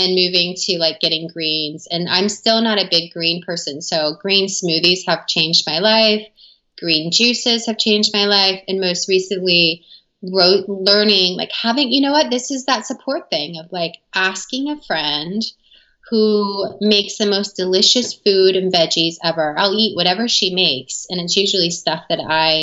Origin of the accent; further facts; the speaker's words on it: the South, United States; I grew up in the South in America